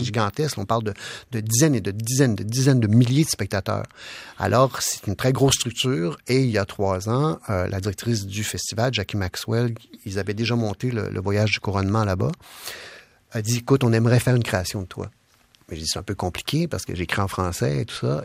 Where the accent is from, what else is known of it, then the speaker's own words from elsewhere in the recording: Quebec, Canada; je suis québécois avant tout, je suis pas canadien, je suis québécois avant tout.